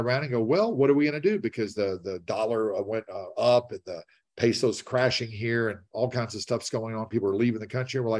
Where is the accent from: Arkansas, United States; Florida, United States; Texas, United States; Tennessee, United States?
Tennessee, United States; Nashville; I'm from Nashville